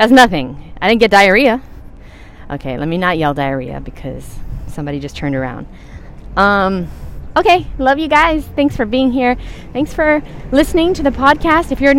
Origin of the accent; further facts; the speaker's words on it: New York, United States; I'm from New York. We talk really fast